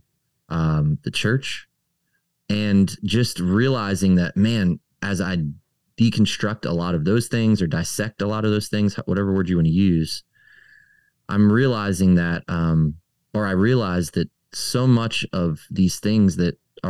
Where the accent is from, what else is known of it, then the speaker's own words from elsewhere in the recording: Maryland, United States; moved away; I grew up in Maryland, right up the street from Eugene Peterson's church